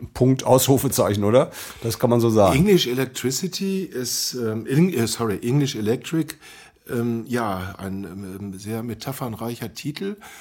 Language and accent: German; Dortmund, North Rhine-Westphalia, Germany; Ich bin halt Dortmunder